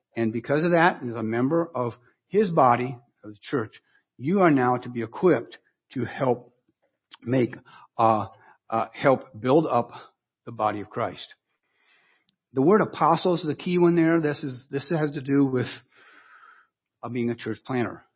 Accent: Wellington, Ohio, United States; moved away; I went back to my hometown in Ohio

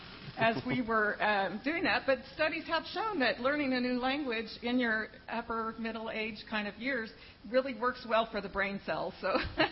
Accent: San Diego, California, United States; All of my life, I'm from San Diego. All of my life, I've lived away from San Diego and away from my parents and my brother.

